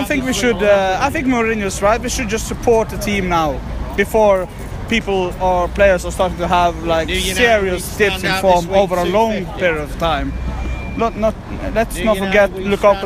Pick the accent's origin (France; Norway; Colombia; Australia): Norway; I came from Norway